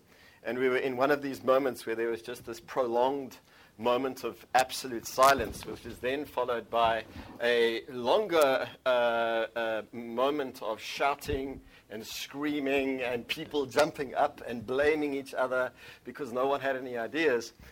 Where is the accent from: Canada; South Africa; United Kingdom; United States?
South Africa; I come from South Africa, which is a country that is a few hundred years old.